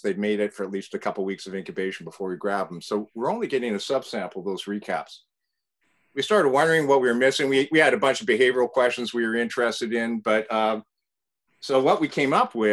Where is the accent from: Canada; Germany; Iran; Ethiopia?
Canada; moved away as an adult; also born or lived in Toronto, Canada / British Columbia, Canada; now in California, United States; I'm Canadian